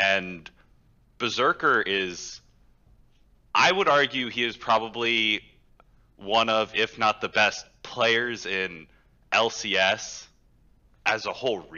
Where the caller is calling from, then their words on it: Houston, Texas, United States; Houston, Texas.